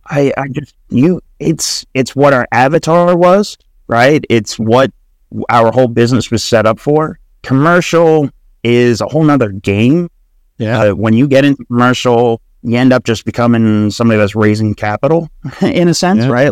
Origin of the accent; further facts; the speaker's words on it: Long Island, New York, United States; I was born and raised in New York, Long Island.